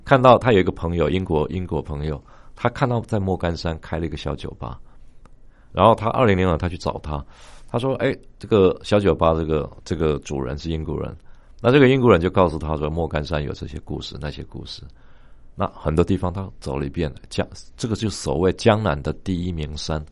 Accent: Taiwan; 我们台湾人

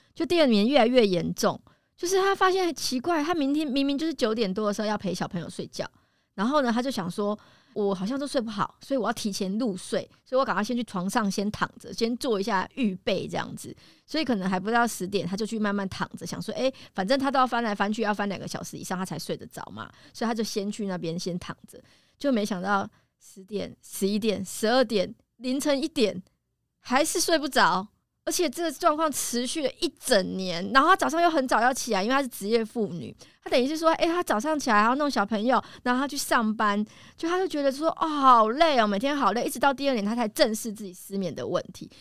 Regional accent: Taiwan; 我们台湾人

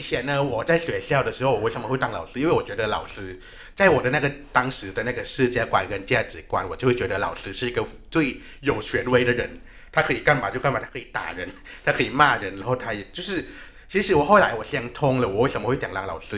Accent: Thailand; moved away; 我是来自泰国的

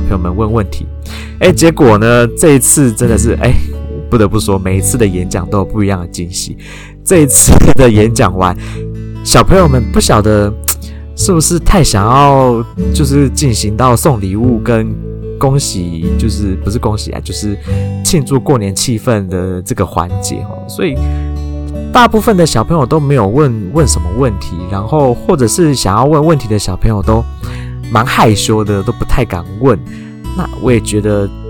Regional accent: Taichung, Taiwan; moved away as an adult; 身为一个土生土长的台中人

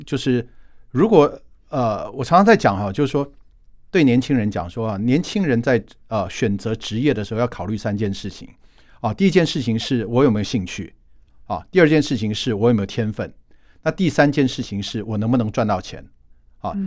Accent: Taiwan; moved away as an adult; also born or lived in Providence, Rhode Island, United States; 我们台湾人是非常有国际观的

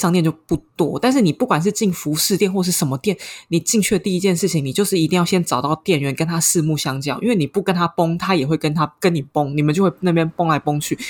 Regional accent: Taiwan; now in Paris, France; 我回台湾

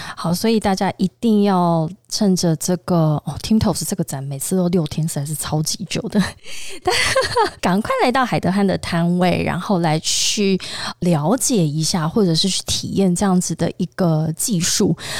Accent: Tainan, Taiwan; 我身为台南人

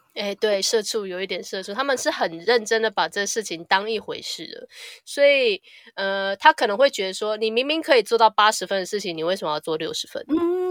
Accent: Taiwan; also born or lived in Japan; 我是台湾人

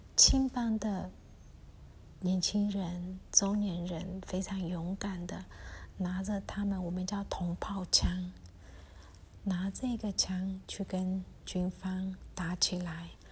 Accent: Myanmar; 我们缅甸人

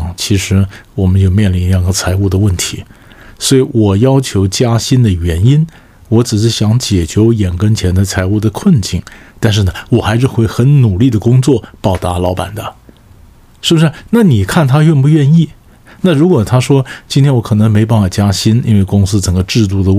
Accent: China; 那么常常我们中国人讲置死地而后生嘛，是不是？

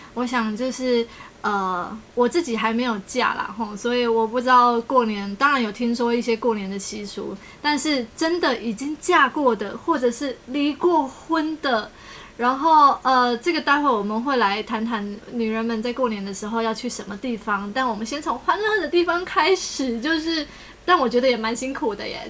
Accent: Tainan, Taiwan; 我是台南人

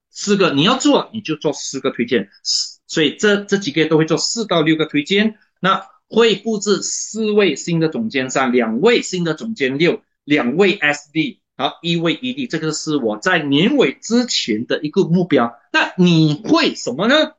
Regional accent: Malaysia; 我是马来西亚的华人啊

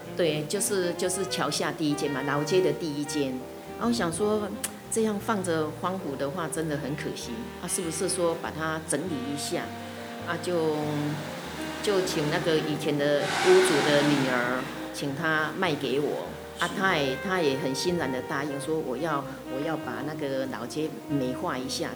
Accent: Shuangxi, New Taipei, Taiwan; 从自己小时候十三层啊，我牡丹

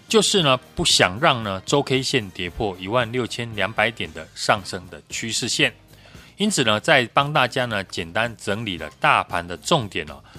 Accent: Taiwan; 我们台湾人民的防疫意识呢是非常强的

